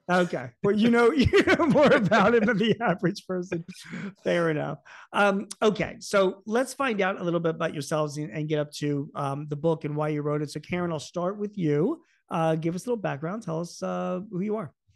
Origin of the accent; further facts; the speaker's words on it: Philadelphia, Pennsylvania, United States; I grew up in Philadelphia.